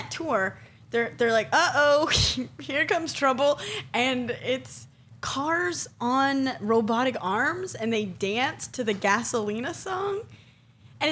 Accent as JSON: {"language": "English", "region": "Southern California", "country": "United States", "tie": "born or raised there", "said": "I grew up in Southern California"}